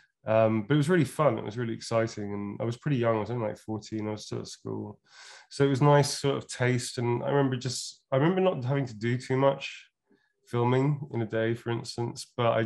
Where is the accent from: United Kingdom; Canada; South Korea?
United Kingdom; Birmingham, West Midlands; accent: Brummie; I have a tiny smattering of Brummie. Still from Birmingham, still in my accent, sometimes a little twang and stuff.